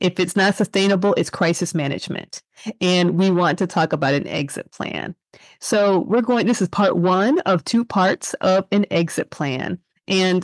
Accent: Midwest, United States; I grew up in the Midwest

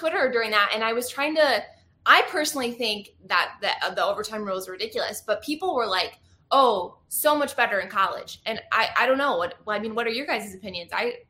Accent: Michigan, United States; Well, I'm from Michigan

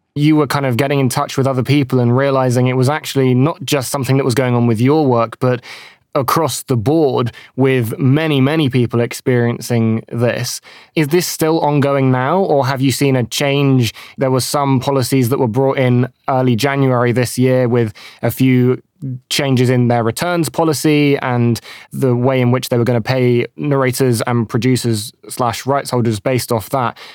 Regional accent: United Kingdom; I'm British.

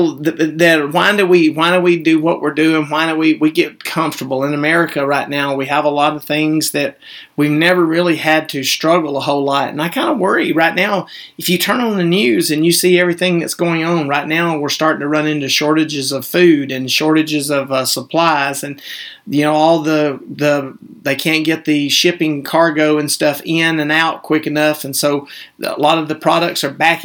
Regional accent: the Bible Belt, the South, United States; we were raised in the Bible Belt

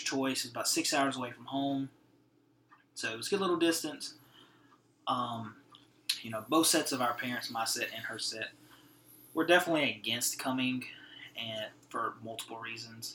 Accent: Cajun country, Louisiana, United States; moved away as an adult; now in Fort Worth, United States; we're from Cajun country

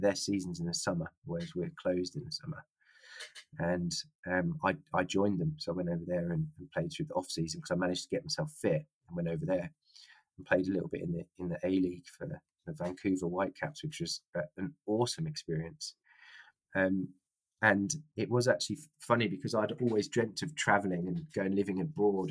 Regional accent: Fleet, South East England, United Kingdom; moved away as an adult; also born or lived in Reading / Canada; now in Austria; my hometown, Fleet in Hampshire

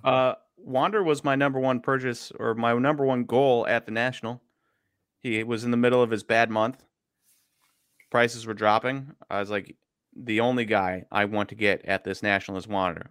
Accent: Milwaukee, Wisconsin, United States; I'm from Milwaukee

